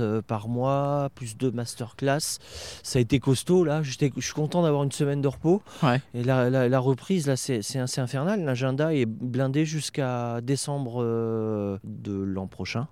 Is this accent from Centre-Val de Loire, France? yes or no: yes; Bourges, Centre-Val de Loire, France; moi je suis originaire de Bourges